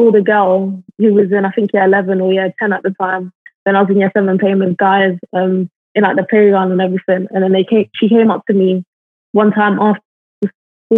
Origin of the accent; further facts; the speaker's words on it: London, United Kingdom; now in Liverpool, United Kingdom; I grew up in Brixton